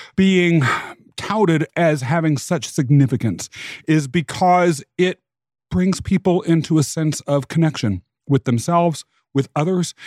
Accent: Kansas, United States; I was raised in Kansas

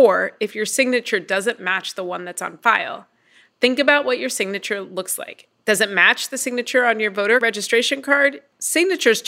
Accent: Midwest, United States; also born or lived in Indiana; I'm a Midwesterner. I live in Indiana.

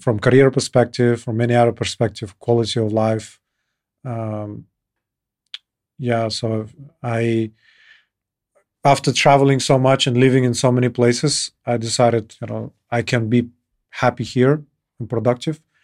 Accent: Kyrgyzstan; moved away as an adult; also born or lived in Ireland / Switzerland / United States; I moved from Kyrgyzstan to Ireland

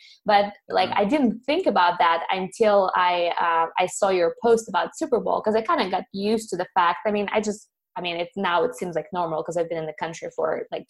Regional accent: Ukraine; moved away as an adult; now in United States; And so I'm from Ukraine originally, and I moved to States when I was 18.

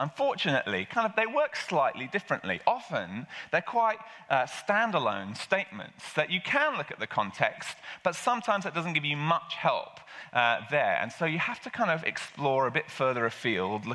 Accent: England, United Kingdom; I'm English

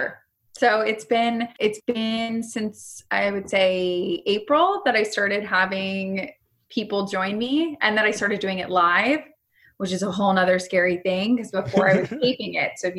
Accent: South Florida, United States; I grew up in South Florida

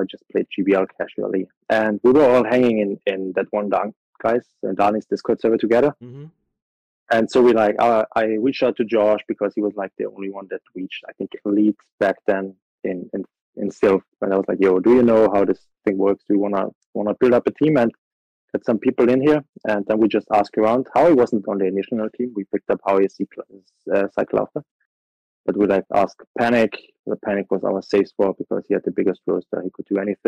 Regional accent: Austria; I'm from Austria, 26 years old.

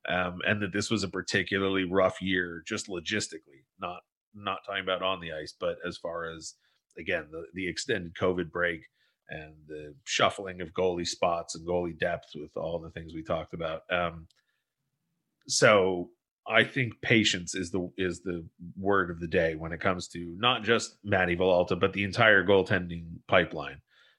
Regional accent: Southern California, United States; growing up in Southern California

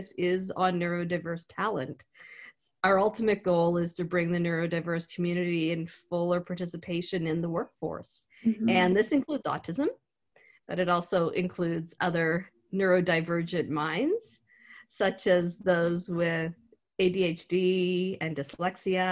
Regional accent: Antigonish, Nova Scotia, Canada; I grew up in Antigonish

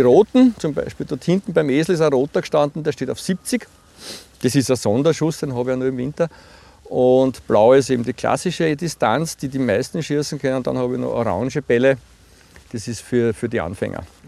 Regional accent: Puchberg am Schneeberg, Lower Austria, Austria; ich bin Buchberger, ich bin, bin in Buchberg aufgewachsen

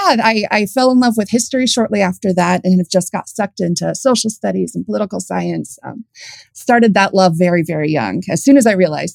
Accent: San Diego, California, United States; I was born in San Diego. So typical California upbringing. I love the beach.

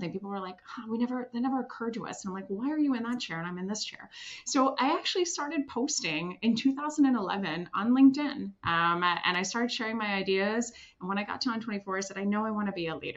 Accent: Switzerland; moved away; also born or lived in Washington, District of Columbia, United States; I'm originally from Switzerland

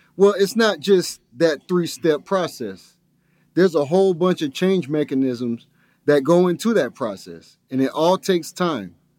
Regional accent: Lithonia, Georgia, United States; grew up in a predominantly black neighborhood over in Lithonia

